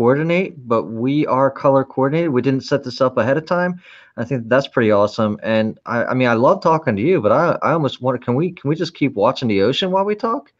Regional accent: San Francisco, California, United States; I was born in San Francisco in the late 70s

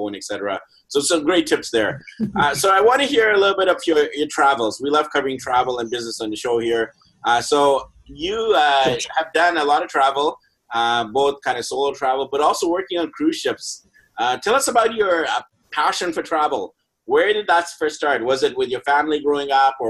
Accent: Vancouver, British Columbia, Canada; I'm from Vancouver

